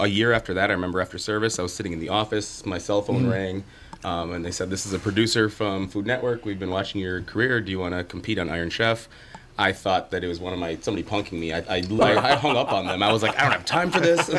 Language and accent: English; Apple Valley, Minnesota, United States; I grew up down in Apple Valley, Burnsville area